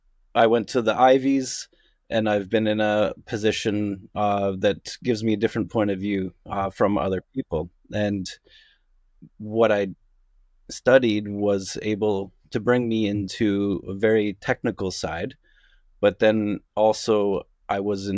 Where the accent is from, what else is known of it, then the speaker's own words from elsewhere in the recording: Kitchener, Ontario, Canada; also born or lived in United States; I am of Canadian background. I'm out of Kitchener-Waterloo.